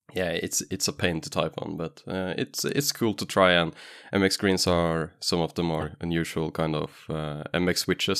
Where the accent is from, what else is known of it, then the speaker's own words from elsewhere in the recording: Norway; English is a second language; I was from Norway, so I could just say, "Oh, English is not my main language."